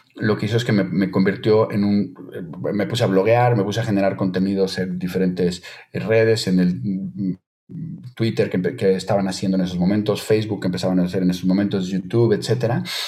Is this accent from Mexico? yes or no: yes; Mexico; moved away as an adult; now in Spain; como mexicano en el extranjero